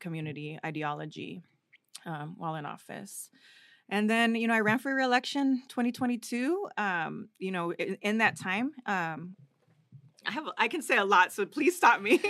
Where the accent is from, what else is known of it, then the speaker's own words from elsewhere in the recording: Riverside, California, United States; also born or lived in Durango, Mexico; I grew up in Riverside, that's where we landed, that's the place that accepted us and raised us.